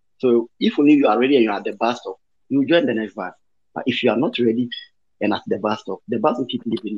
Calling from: Obuasi, Ashanti, Ghana; I'm talking from Obuasi, the Golden City.

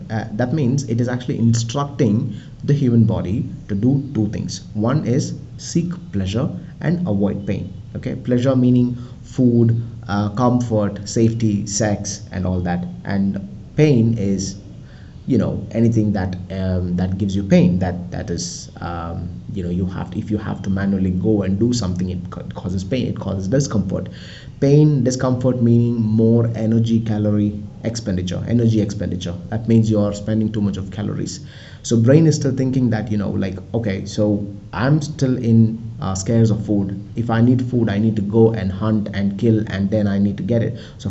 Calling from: India; I mean, I'm recording this from India, right? So India is mostly known for scarcity, malnutrition, slavery, and all that.

